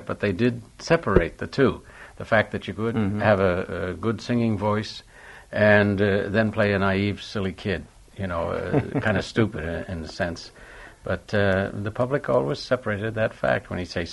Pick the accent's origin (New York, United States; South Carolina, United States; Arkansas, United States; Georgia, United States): New York, United States; New York City; moved away; I was born and raised in New York City